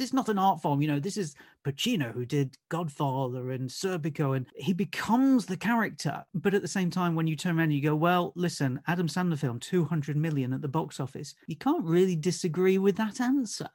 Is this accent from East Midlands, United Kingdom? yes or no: yes; Nottingham, East Midlands, United Kingdom; moved away as an adult; now in Essex, United Kingdom; I'm originally from Nottingham and moved down to Essex, uh, just, uh, just after two thousand